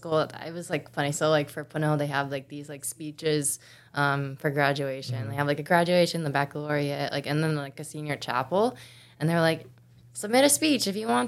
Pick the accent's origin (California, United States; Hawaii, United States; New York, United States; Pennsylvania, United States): Hawaii, United States; moved away as an adult; also born or lived in Missouri; growing up in Hawaii, like I never surfed really.